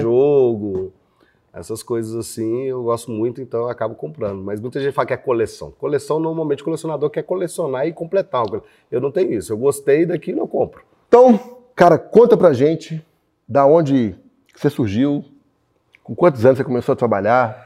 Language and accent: Portuguese; Belo Horizonte, Minas Gerais, Brazil; eu morei em vários bairros de Belo Horizonte.